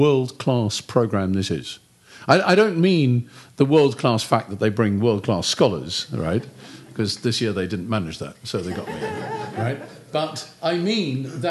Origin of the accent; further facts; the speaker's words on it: United Kingdom; I'm British